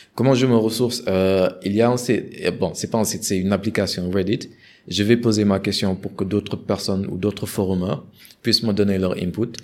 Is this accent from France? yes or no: no; Senegal; en tant que Sénégalais